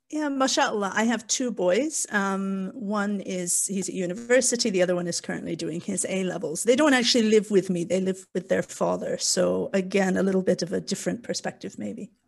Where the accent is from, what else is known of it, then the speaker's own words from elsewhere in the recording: Canada; moved away as an adult; also born or lived in South Wales, United Kingdom; now in Wales, United Kingdom; as you can probably tell from my bizarre accent, I'm born and raised in Canada, but I've been in the U K for, oh gosh, the last twenty-three, twenty-four years